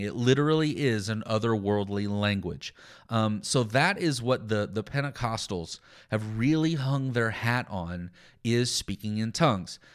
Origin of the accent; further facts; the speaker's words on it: Texas, United States; I'm from, I'm, I grew up in Texas